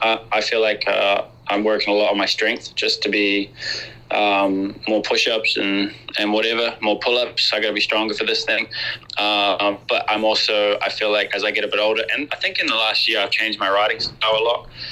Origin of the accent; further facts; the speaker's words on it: New Zealand; when we grow up as Kiwis, there's a, a certain type of like Kiwi summer and Kiwi Christmas that we have